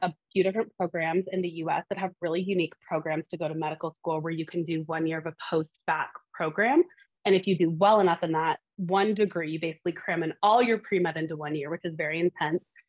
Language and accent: English; Montana, United States; now in Boston, United States; I am from the beautiful state of Montana